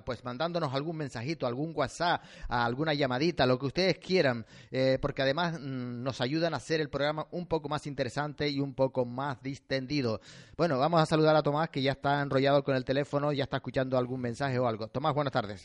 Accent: Canary Islands, Spain; somos canarios y tenemos que hablar así

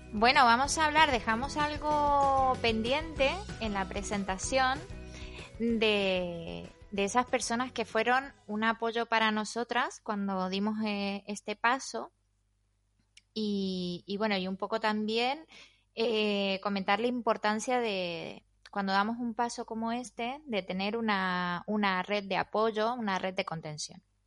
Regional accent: Argentina; moved away as an adult; now in Spain; soy argentina y llevo 19 años en España y media vida

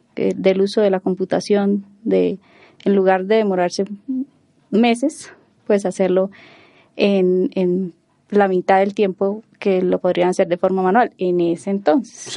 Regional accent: Cúcuta, Norte de Santander, Colombia; moved away as an adult; also born or lived in Bogotá, Colombia / Girona, Spain; yo soy bogotana, aunque no lo parezca. Eh, me dedico, soy ingeniero de sistemas. Eh, desde pequeña me fui a vivir a, Cúcuta

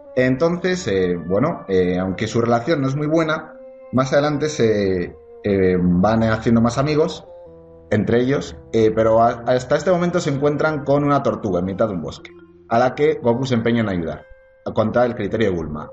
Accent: Spain; Aquí en España

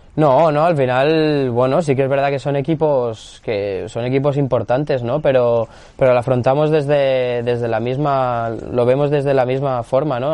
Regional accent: Barcelona, Catalonia, Spain; now in Almería, Spain; yo, soy de Barcelona

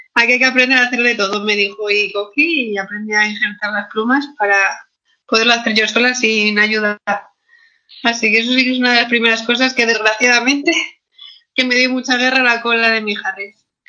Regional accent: Asturias, Spain; Yo en Asturias

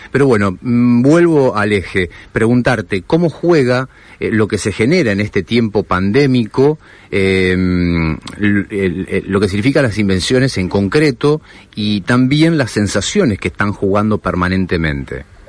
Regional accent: Argentina; como pueblo argentino

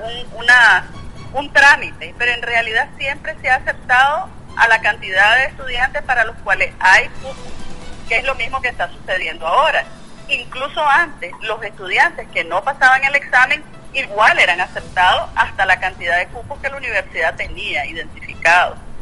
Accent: Nicaragua; como ciudadana nicaragüense

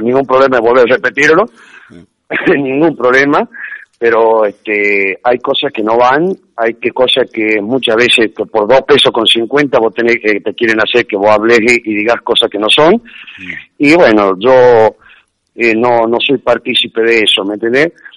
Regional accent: Tucumán, Argentina; somos acá de Tucumán

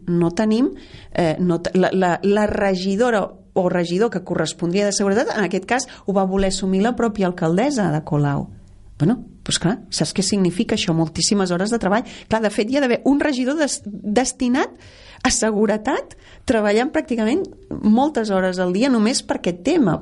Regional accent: Catalonia, Spain; això és Catalunya, i així som els catalans

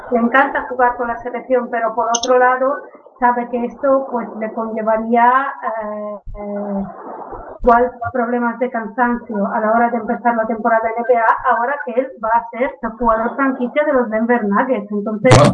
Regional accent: Catalonia, Spain; soy catalán.

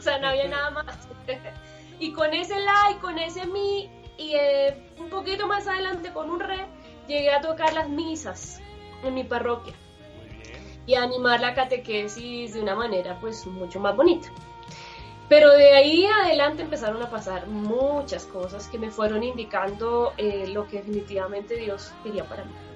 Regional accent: Chile; moved away as an adult; now in Colombia; soy chilena, pero vivo ya en Colombia hace 13 años

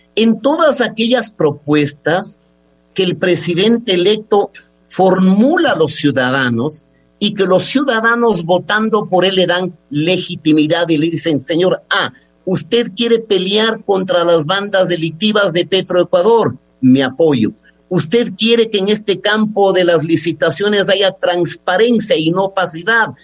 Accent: Ecuador; somos ecuatorianos

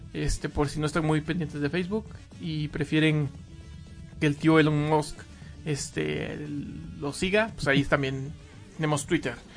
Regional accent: Mexico; acá en México

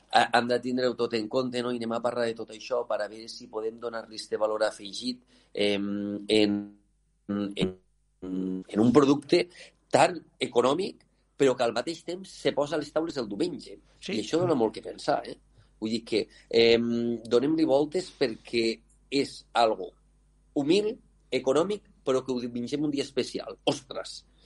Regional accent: L'Aldea, Catalonia, Spain; jo sóc de l'Aldea

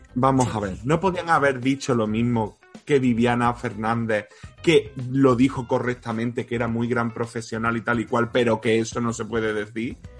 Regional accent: Córdoba, Andalusia, Spain; soy cordobés y no puedo decir las S finales

